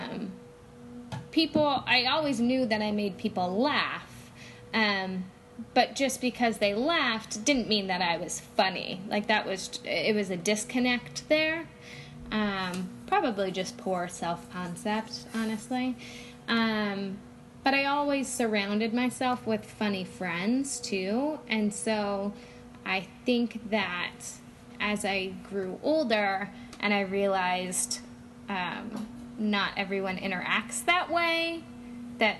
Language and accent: English; Oregon, United States; moved away as an adult; also born or lived in Phoenix; I grew up in Oregon. I lived in Oregon for 20 years